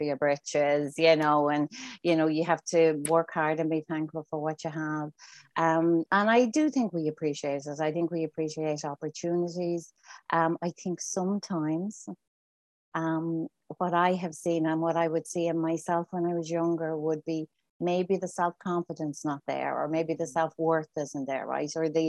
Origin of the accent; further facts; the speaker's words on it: Dublin, Leinster, Ireland; moved away as an adult; now in Toronto, Canada; I'm a very proud Northside Finglas. I grew up in Finglas. Mam is still there. Very proud of where I'm from.